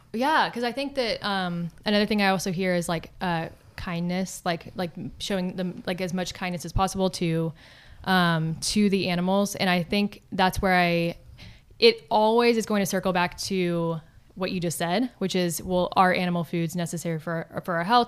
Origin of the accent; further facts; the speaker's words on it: Texas, United States; growing up in Texas